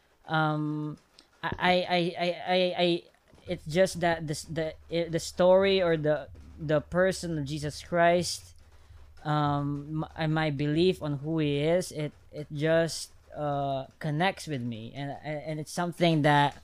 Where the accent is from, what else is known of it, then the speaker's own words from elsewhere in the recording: Philippines; I'm just Filipino